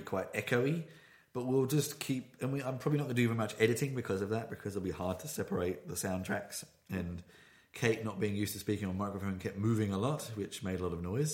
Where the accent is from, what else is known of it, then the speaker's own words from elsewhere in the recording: United Kingdom; moved away as an adult; now in Berlin, Germany; I am a British citizen. I've not lived there for 10 years